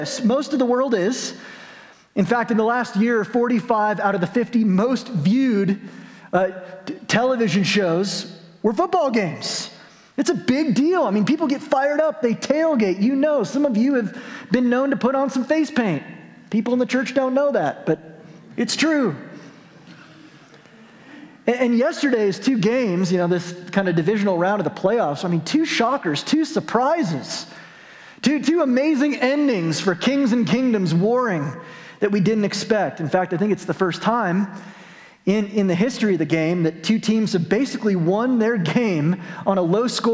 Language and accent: English; Albuquerque, New Mexico, United States; when I was growing up in Albuquerque